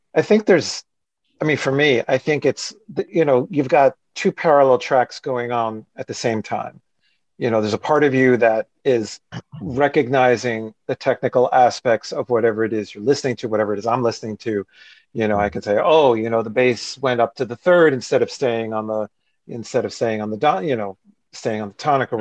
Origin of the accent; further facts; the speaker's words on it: New Jersey, United States; I'm from New Jersey